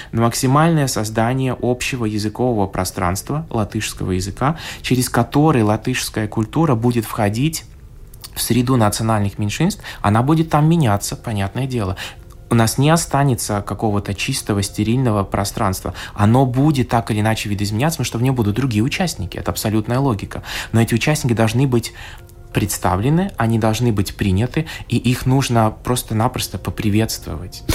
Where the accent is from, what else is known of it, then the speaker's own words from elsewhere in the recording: Latvia; я латыш русского происхождения